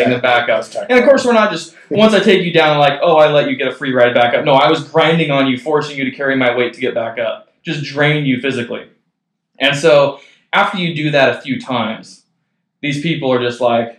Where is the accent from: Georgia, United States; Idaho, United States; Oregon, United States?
Oregon, United States; Gresham; I came from Barlow, there was always that rivalry with Gresham